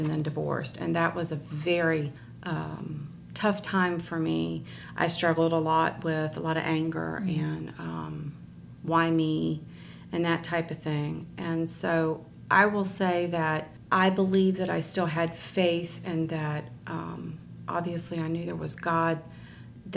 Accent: Virginia, United States; also born or lived in Pennsylvania / Ohio; I was born in Pennsylvania. I was adopted into a Christian family at 28 days old. We lived in Pennsylvania for 2 years, Ohio for 6 years, and then we moved to Virginia. So I've pretty much been in Virginia all my life.

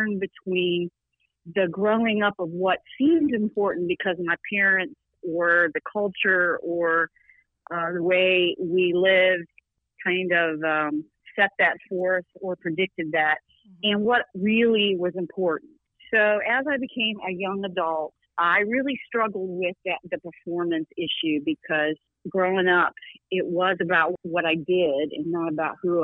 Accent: Newport News, Virginia, United States; grew up a little bit like you and your dad, and just in the southern area down on the eastern coast of Southeast Virginia and Tidewater area, Newport News, Denby

